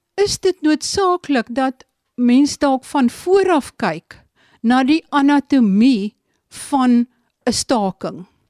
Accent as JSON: {"language": "Afrikaans", "area": "Sundays River Valley", "region": "Eastern Cape", "country": "South Africa", "said": "die vallei waar ek vandaan kom, die Sondagsrivier vallei"}